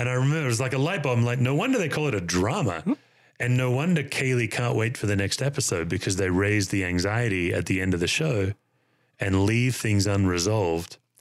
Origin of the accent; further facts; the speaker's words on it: Australia; moved away as an adult; now in United States; as an Australian